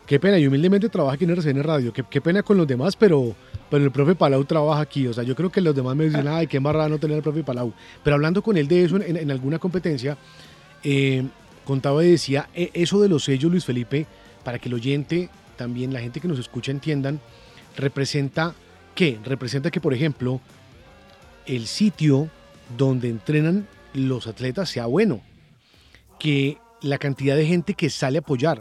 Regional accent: Bogotá, Colombia; Y yo, de, Bogotá

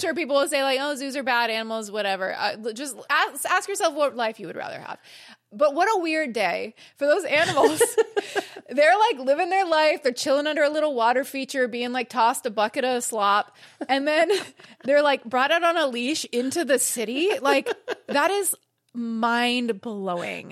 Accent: California, United States; I'm a Cali girl

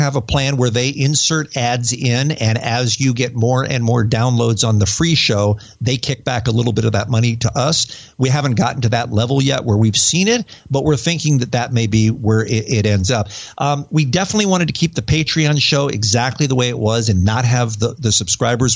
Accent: United States; accent: American; moved away as an adult; also born or lived in England; now in United Kingdom; my dumb American accent

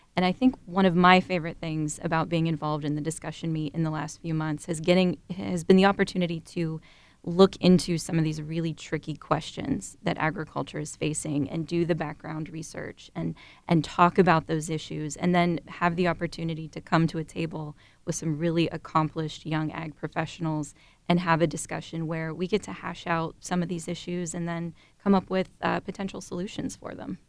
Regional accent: Dover, Ohio, United States; I'm originally from Dover, Ohio. So I grew up on a two hundred acre registered Holstein dairy farm

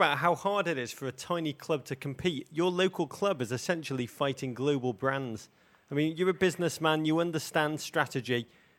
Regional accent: Liverpool, North West England, United Kingdom; growing up in Liverpool

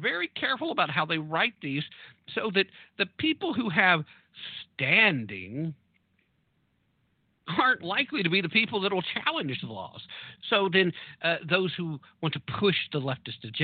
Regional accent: Tennessee, United States; my home state of Tennessee

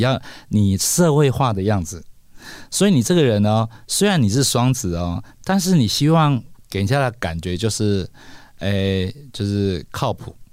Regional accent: Kaohsiung, Taiwan; 我是高雄人嘛

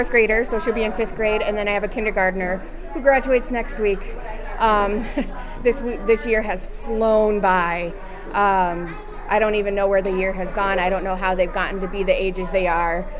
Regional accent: Sioux City, Iowa, United States; Sioux City, Iowa.

